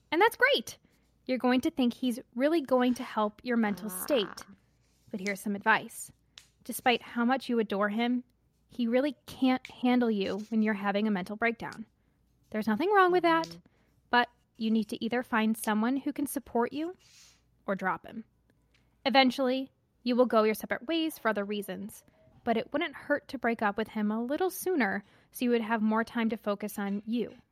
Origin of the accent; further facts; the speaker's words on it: Seattle, Washington, United States; I'm a junior in high school and I'm from Seattle.